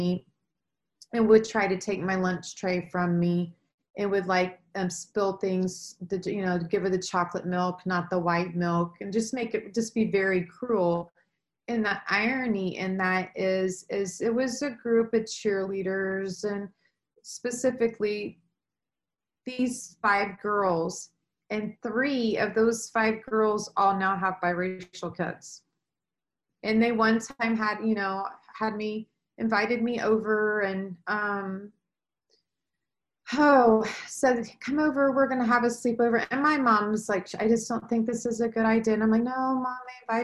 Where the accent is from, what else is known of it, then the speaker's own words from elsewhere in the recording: Anderson, Indiana, United States; I was born in Anderson, Indiana